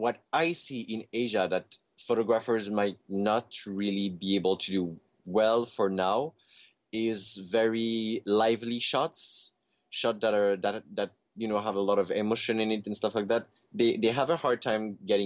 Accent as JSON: {"language": "English", "country": "Canada", "tie": "born or raised there", "said": "I grew up in Canada"}